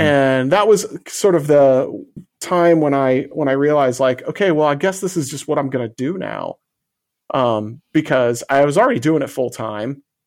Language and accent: English; Illinois, United States; it was a two one seven nine three five number, which is the exchange for my hometown